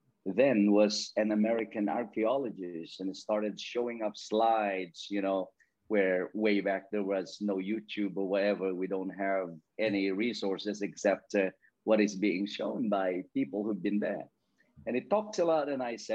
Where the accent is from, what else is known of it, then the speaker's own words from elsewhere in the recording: Philippines; now in Isle of Man; I grew up in the farm. I grew up in the countryside where my parents or most people in my place are farmers.